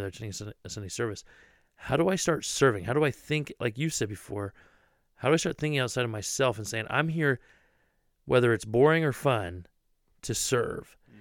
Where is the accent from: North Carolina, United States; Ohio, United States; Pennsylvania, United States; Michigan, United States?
Ohio, United States; I'm from Ohio, born and raised.